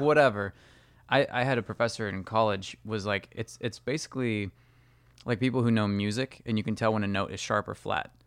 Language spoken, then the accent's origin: English; California, United States; I grew up in California